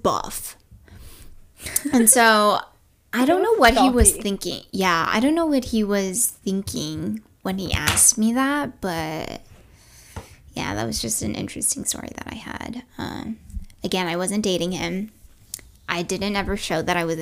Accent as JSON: {"language": "English", "area": "NoVA", "region": "Virginia", "country": "United States", "said": "I was from Nova"}